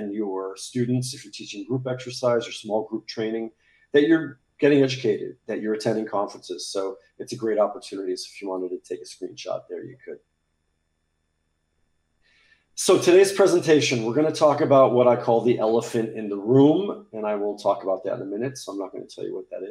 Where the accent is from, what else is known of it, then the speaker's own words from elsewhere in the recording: United States; moved away as an adult; now in Paris, France; I'm speaking to you from Paris, France, where I live. I'm American, but I've been here for a long time